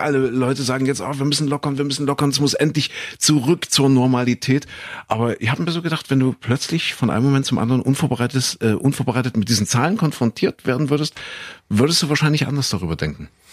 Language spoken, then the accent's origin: German; Kuhköthen, East Germany, Germany; in Kuhköthen, da wo ich groß geworden bin